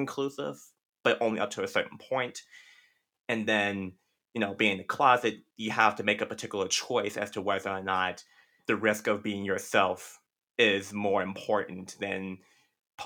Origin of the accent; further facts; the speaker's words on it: Compton, California, United States; growing up in Compton